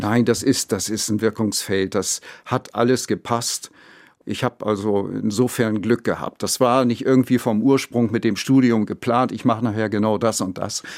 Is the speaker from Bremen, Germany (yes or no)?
yes; Bremen, Germany; Ich bin zwar gebürtiger Bremer